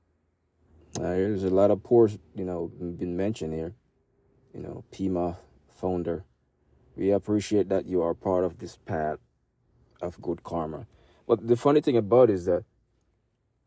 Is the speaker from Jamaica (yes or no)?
yes; Jamaica; I'm Jamaican